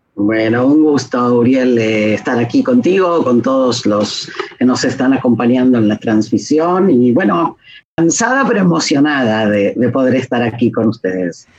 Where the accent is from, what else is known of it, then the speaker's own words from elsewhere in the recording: Argentina; moved away as an adult; also born or lived in Israel; now in Jerusalem, Israel; nací y crecí en Argentina y salía cuando tenía 19